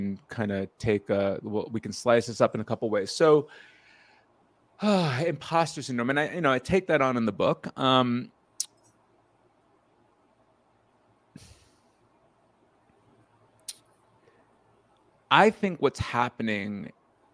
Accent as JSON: {"language": "English", "region": "outside of New York", "country": "United States", "tie": "born or raised there", "said": "my experience as a young child being of Indian descent in a small Jewish community outside of New York."}